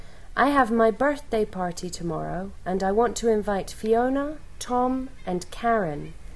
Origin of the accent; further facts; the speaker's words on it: Birmingham, West Midlands, United Kingdom; I'm British. I come from Birmingham, England, in the United Kingdom.